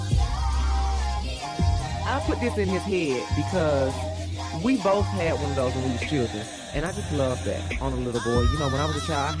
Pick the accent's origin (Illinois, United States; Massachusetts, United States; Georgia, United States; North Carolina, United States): Georgia, United States; Decatur; also born or lived in College Park; I went to elementary school in Decatur.